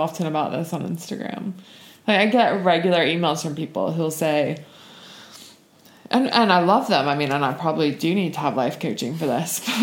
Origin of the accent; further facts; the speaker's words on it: Charlotte, North Carolina, United States; accent: Southern; moved away as an adult; now in London, United Kingdom; I was raised in Charlotte, North Carolina